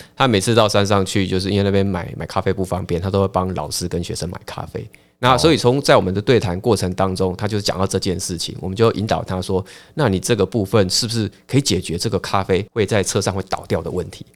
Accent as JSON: {"language": "Chinese", "town": "Pingtung", "region": "Pingtung County", "country": "Taiwan", "tie": "born or raised there", "also_born_or_lived": "Taoyuan / Taipei", "moved": "yes", "lives_now": "Pingtung, Taiwan", "said": "屏东主要是我，呃，的故乡啦，吼。那过去我是都在北部，桃园、台北这样子，嗯。那也是两年前才回到我的故乡屏东"}